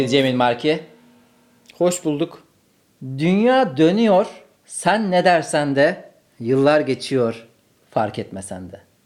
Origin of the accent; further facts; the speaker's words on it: Ankara, Turkey; moved away; kalabalık arkadaş grubu olan bir Ankara kültüründen geliyorum